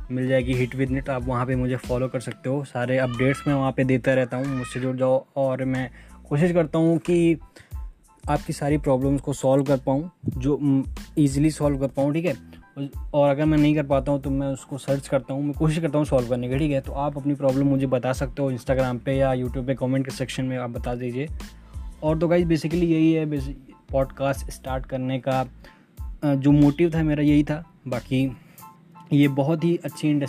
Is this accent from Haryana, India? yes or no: no; Ayodhya, Uttar Pradesh, India; मैं यूपी से हूँ अयोध्या आप जानते हो मैं वहीं से हूँ